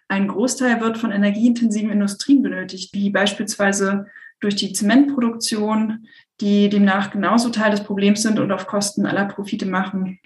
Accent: Hamburg, Germany; moved away; also born or lived in Sweden; ich komme ursprünglich aus Hamburg, war jetzt aber in Schweden

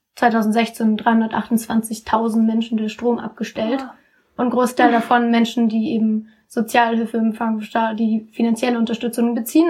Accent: Cologne, North Rhine-Westphalia, Germany; wir kommen aus Köln, also so die Dörfer sind direkt bei uns um die Ecke

